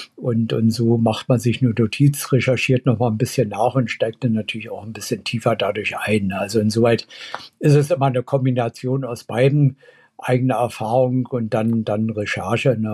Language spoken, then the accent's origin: German; Berlin, Germany; Also ich bin ja in, in West-Berlin aufgewachsen